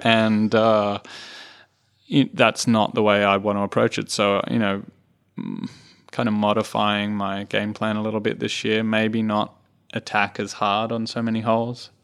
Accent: Australia; I'm a proud Australian

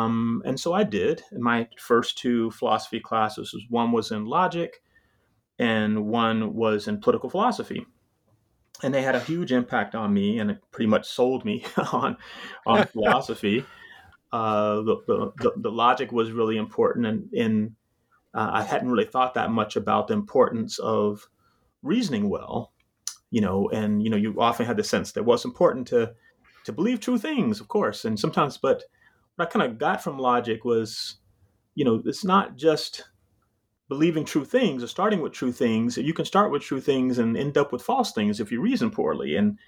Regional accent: Jacksonville, Florida, United States; also born or lived in Vienna, Georgia; So I was born in Jacksonville, Florida. Well, not exactly. Actually, strictly speaking, I was born in rural Southwest Georgia, in a very small town of Vienna, Georgia, as they would call it. But mostly raised in Jacksonville, Florida.

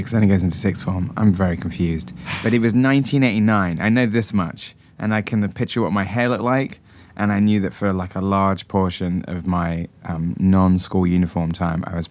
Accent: Wells, South West England, United Kingdom; now in United States; near my hometown of Wells in Somerset

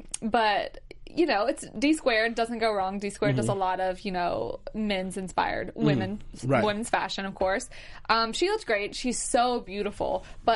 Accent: Alabama, United States; I'm from Alabama

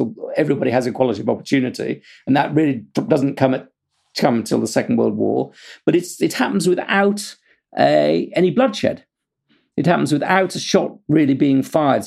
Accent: United Kingdom; I'm British

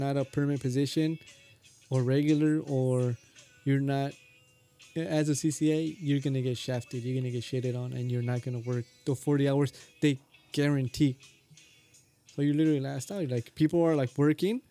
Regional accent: Guatemala; moved away; I'm from Guatemala

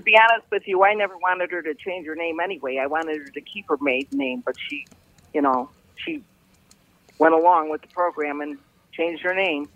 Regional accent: River Forest, Illinois, United States; also born or lived in Norwich; I grew up in River Forest, living with my parents

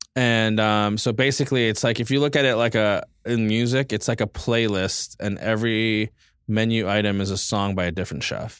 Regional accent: Los Angeles, California, United States; also born or lived in Portland; I'm American-born Filipino. Um, I grew up in East

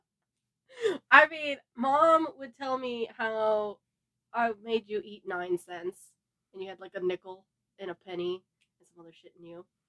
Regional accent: Los Angeles, California, United States; born and raised, California girl here

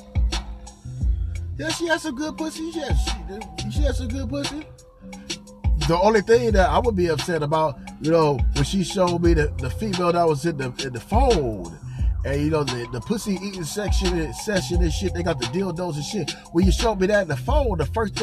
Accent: California, United States; also born or lived in Arizona; I'm from Cali

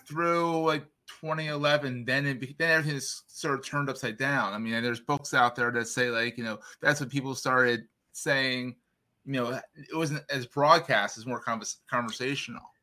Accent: Philadelphia, Pennsylvania, United States; I grew up in and around Philadelphia

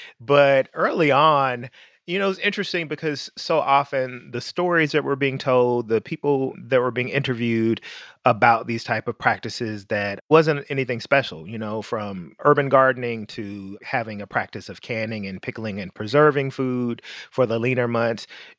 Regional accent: Memphis, Tennessee, United States; moved away; also born or lived in New York City; Growing up in Memphis, Tennessee, with family who had roots in rural Mississippi and Tennessee and Arkansas

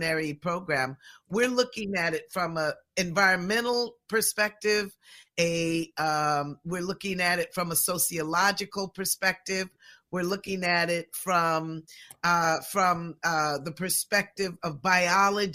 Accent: Pacific Northwest, United States; born and raised in the Pacific Northwest

